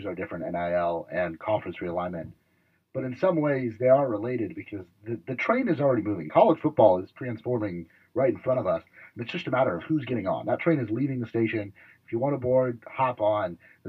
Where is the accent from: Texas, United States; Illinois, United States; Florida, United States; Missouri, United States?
Florida, United States; Tampa; growing up in Tampa